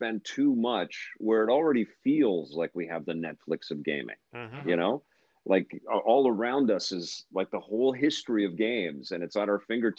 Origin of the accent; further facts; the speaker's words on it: Canada; Being Canadian